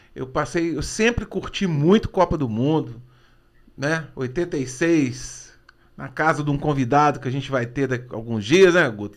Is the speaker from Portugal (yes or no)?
no; Brazil; Eu nasci aqui